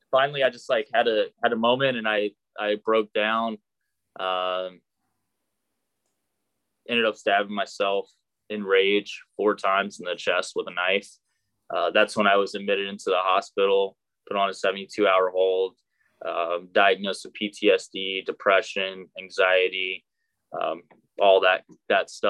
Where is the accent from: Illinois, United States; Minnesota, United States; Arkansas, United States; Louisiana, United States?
Arkansas, United States; born there; so I was born in Arkansas. Uh, my dad is career Army. He's still actually serving. So I grew up all over the world.